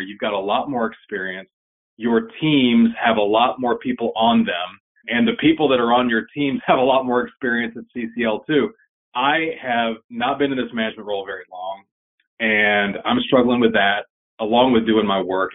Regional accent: Chattanooga, Tennessee, United States; my hometown in Chattanooga, Tennessee

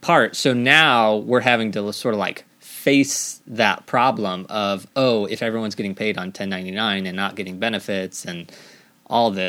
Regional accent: Missouri, United States; moved away as an adult; I'm from Missouri

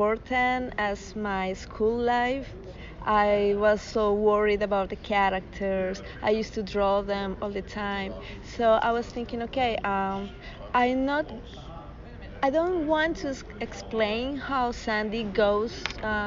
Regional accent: Bogota, Colombia; I'm from Bogota, Colombia.

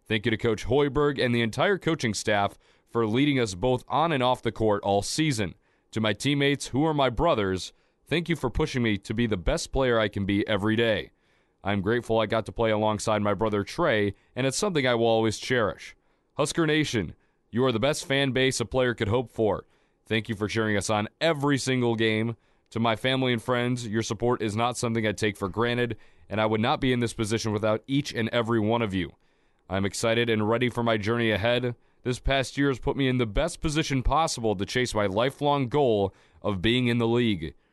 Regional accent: Chicago, Illinois, United States; moved away as an adult; now in Lincoln, United States; I made the trip back into Lincoln from the hometown of Chicago

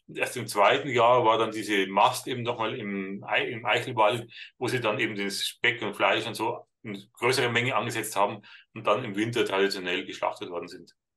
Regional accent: Bavaria, Germany; bei uns in Bayern

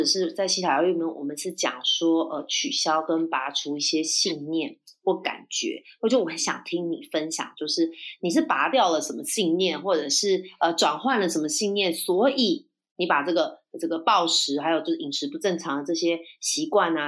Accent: Taiwan; 就是我是台湾人，然后我也嫁台湾先生，

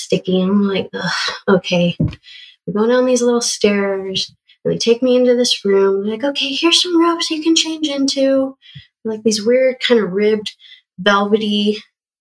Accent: Western Colorado, United States; I grew up in Western Colorado

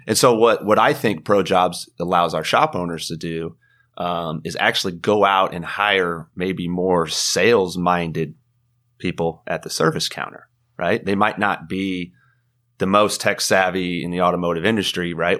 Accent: Carlisle, Illinois, United States; also born or lived in Charleston, Illinois; now in Atlanta, United States; I grew up in Illinois

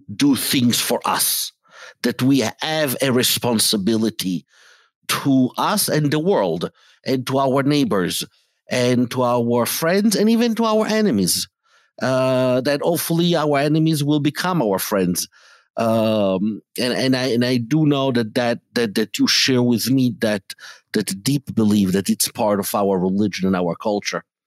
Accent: Italy; I grew up in Italy in, um, in an environment that was anti Semitic

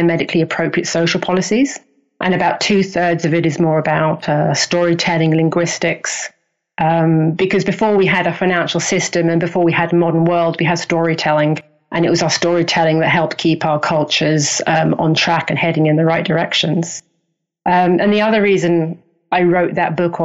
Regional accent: Hastings, South East England, United Kingdom; accent: English; moved away; also born or lived in Canada; I'm English. I was born in Hastings, which is a little fishing town on the south coast.

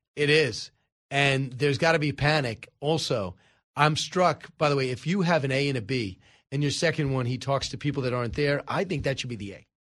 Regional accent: Long Island, New York, United States; I am from Long Island.

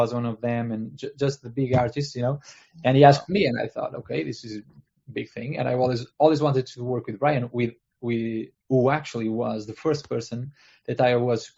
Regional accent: Portugal; I'm at Portugal, and I'm from Portugal. I live here. I live here my entire life

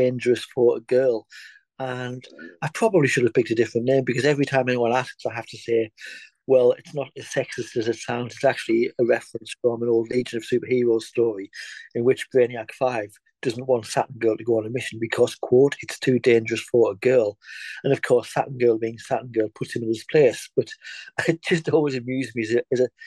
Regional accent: England, United Kingdom; now in Scotland, United Kingdom; I'm in Scotland. I'm English

